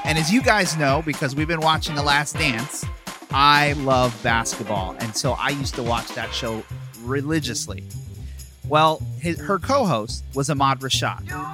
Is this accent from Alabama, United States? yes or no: no; Philadelphia, Pennsylvania, United States; moved away; that's where I'm born